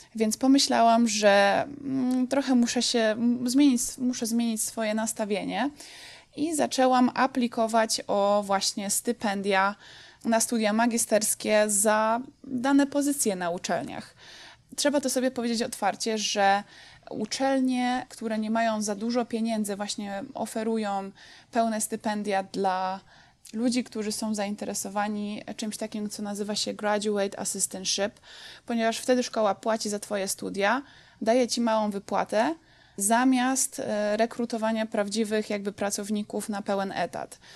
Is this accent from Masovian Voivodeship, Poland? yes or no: no; Dąbrowa Górnicza, Silesian Voivodeship, Poland; moved away as an adult; also born or lived in Będzin; now in United States; Pochodzę z Będzina, ale tak naprawdę większość e, swojego życia spędziłam w Dąbrowie Górniczej